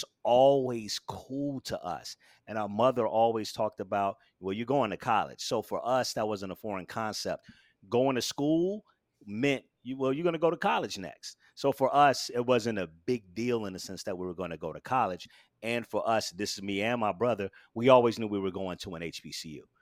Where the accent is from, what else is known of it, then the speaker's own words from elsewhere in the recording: Daytona Beach, Florida, United States; moved away as an adult; now in Brooklyn, United States; born and raised in Daytona Beach, Florida